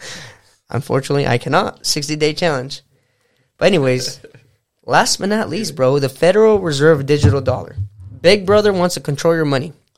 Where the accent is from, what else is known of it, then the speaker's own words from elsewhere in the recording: United States; The problem with this country and most of our generation today, bro, is we forget that we're American.